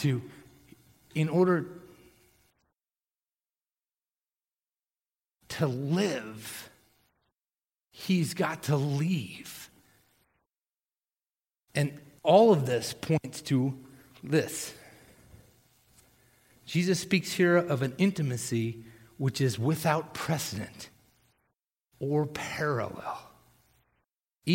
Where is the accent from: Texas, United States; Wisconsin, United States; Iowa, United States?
Texas, United States; I was born in Texas